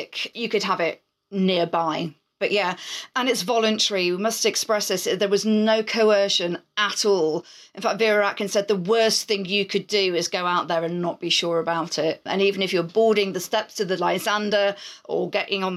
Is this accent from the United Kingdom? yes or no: yes; United Kingdom; we're British